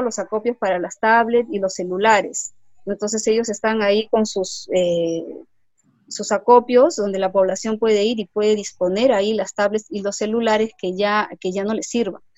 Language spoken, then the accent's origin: Spanish; Lima, Peru; yo soy de Lima y me gustaba ir a la playa, a ver las olas